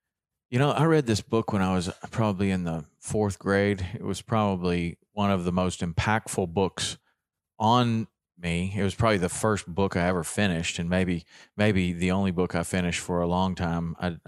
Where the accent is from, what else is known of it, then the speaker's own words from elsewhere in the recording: Tennessee, United States; it really looked a lot like the area that I grew up in Tennessee.